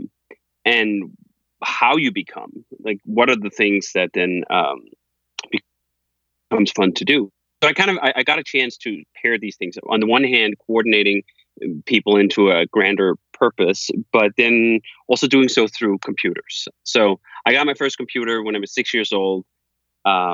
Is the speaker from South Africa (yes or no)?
no; Copenhagen, Capital Region of Denmark, Denmark; moved away as an adult; now in United States; I'm from Copenhagen, Denmark, and I lived there until I was 25 years old. And then I moved to the US